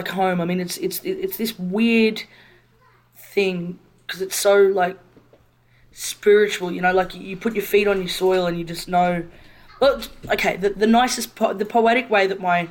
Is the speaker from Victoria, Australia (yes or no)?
no; Brisbane, Queensland, Australia; I grew up in Brisbane.